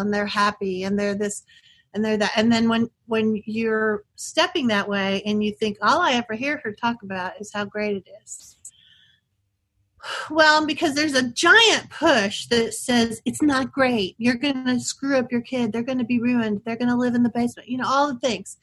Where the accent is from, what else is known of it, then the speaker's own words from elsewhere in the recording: Texas, United States; I'm from Texas